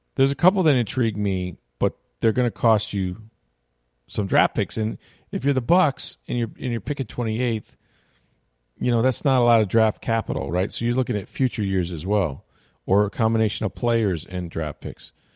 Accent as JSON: {"language": "English", "town": "St. Petersburg", "region": "Florida", "country": "United States", "tie": "born or raised there", "said": "my hometown of St. Petersburg"}